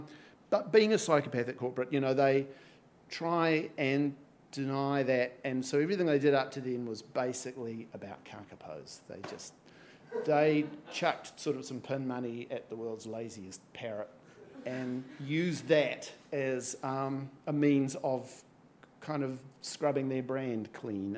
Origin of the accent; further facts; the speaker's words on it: Napier, Hawke's Bay, New Zealand; I'm from Napier.